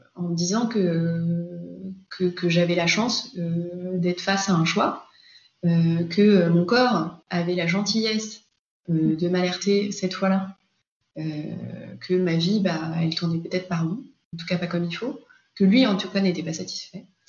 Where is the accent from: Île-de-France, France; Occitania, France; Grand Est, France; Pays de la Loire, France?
Île-de-France, France; Paris; je suis parisienne